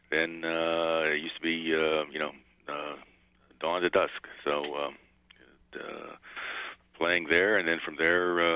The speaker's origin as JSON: {"language": "English", "town": "Glassport", "region": "Pennsylvania", "country": "United States", "tie": "born or raised there", "said": "I grew up in Glassport"}